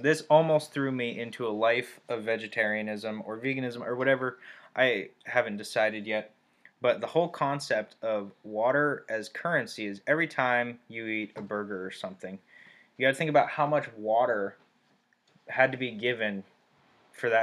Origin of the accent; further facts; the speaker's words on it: Turkey; moved away; I grew up in Turkey, and we ate cucumbers and tomatoes and cheese for breakfast